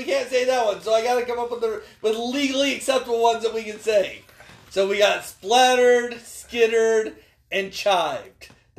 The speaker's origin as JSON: {"language": "English", "region": "the South", "country": "United States", "said": "we're from the South."}